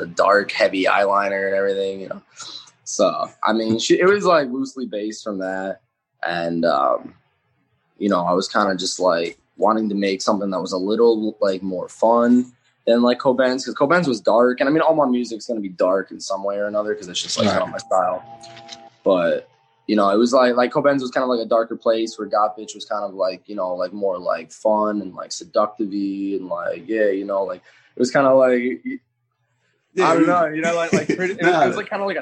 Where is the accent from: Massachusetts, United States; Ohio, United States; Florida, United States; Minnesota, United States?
Minnesota, United States; Minneapolis; I'm from Minneapolis, Minnesota